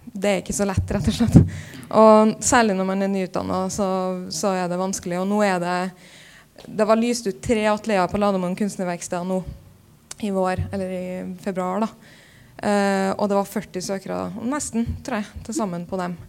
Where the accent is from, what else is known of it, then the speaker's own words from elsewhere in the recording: Trondheim, Trøndelag, Norway; moved away as an adult; also born or lived in Copenhagen; når jeg flytta fra Trondheim